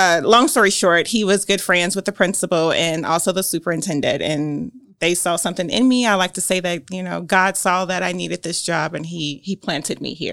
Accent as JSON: {"language": "English", "town": "Gary", "region": "Indiana", "country": "United States", "tie": "born or raised there", "also_born_or_lived": "Muncie, Indiana", "moved": "as an adult", "lives_now": "Grant County, Indiana, United States", "said": "the one I grew up in Gary, Indiana"}